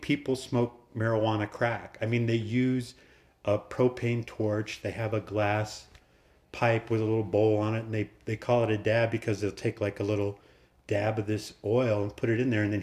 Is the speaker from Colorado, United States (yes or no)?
yes; Boulder, Colorado, United States; I grew up in Boulder, Colorado. So I'm a Boulder native.